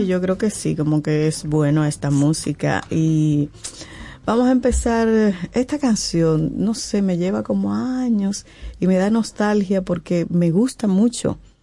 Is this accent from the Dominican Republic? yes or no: yes; Dominican Republic; como dominicano